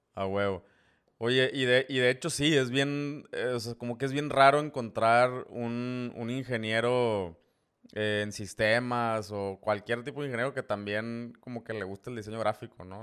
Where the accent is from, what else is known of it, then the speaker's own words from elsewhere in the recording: Tamaulipas, Mexico; somos paisanos, eh, tamaulipecos